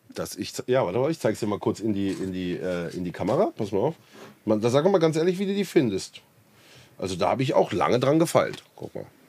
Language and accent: German; Black Forest, Baden-Württemberg, Germany; Ich komme ja auch hier aus dem Schwarzwald